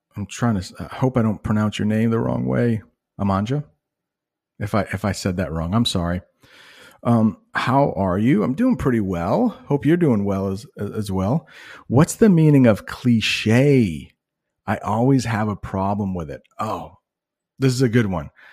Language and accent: English; United States; I'm an American guy